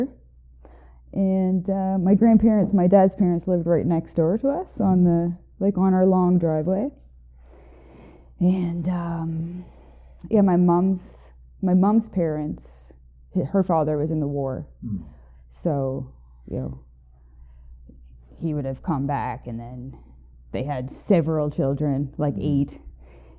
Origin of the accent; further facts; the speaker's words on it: Moncton, New Brunswick, Canada; I'm from the Maritimes. I was born in Moncton, New Brunswick